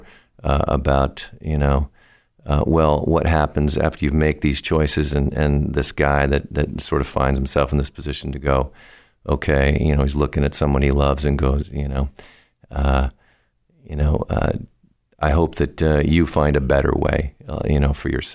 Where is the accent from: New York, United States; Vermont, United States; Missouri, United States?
Vermont, United States; moved away as an adult; now in Boston, United States; I was born in Vermont and moved down here to the Boston music scene several years ago, 25 years ago or so